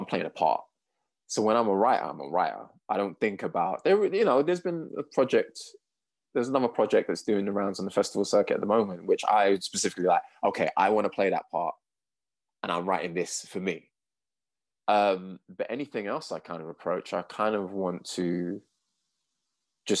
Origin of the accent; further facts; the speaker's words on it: London, United Kingdom; I'm London born and raised